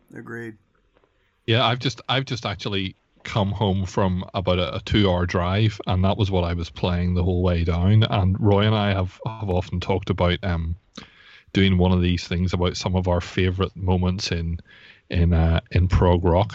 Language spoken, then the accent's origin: English; Belfast, Northern Ireland, United Kingdom; I'm from Belfast